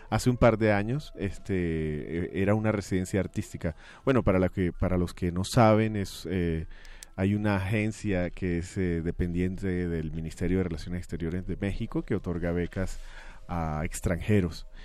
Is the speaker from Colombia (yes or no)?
yes; Barranquilla, Atlántico, Colombia; moved away; Yo nací en Barranquilla. Barranquilla, Colombia. Sí, es eh, la costa caribe de Colombia, eh, crecí viendo el mar desde muy pequeño.